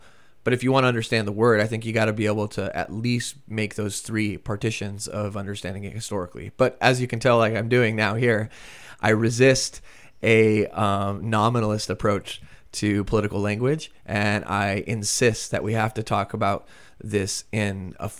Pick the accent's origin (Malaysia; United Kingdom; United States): United States; but as an American, it's also pretty familiar.